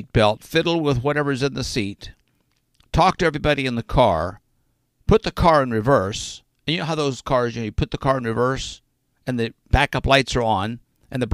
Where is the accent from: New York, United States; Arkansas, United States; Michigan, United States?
Arkansas, United States; being from Arkansas